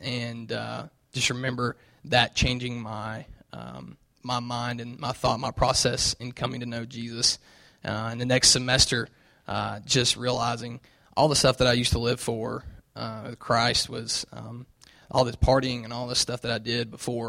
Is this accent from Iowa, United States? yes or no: no; Knoxville, Tennessee, United States; accent: southern; you'll hear my southern accent. So I'm from Tennessee. I grew up in Knoxville.